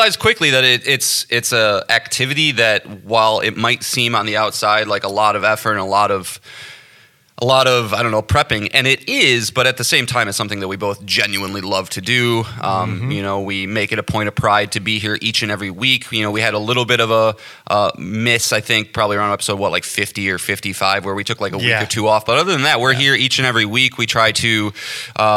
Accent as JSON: {"language": "English", "region": "the Midwest of the United States", "country": "United States", "tie": "born or raised there", "said": "born and raised in the Midwest of the United States of America."}